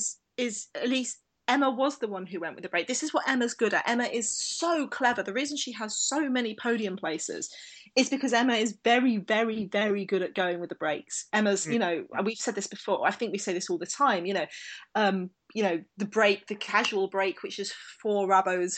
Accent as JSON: {"language": "English", "region": "London", "country": "United Kingdom", "tie": "born or raised there", "said": "I grew up in South East London"}